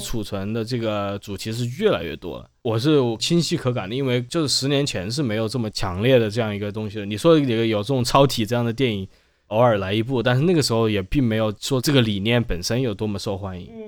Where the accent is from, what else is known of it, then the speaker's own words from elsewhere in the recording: Wuhan, Hubei, China; 我成长在武汉，我出生不久发生洪灾